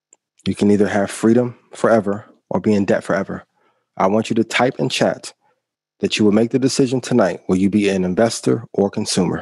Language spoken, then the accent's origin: English; Indiana, United States; I'm from Indiana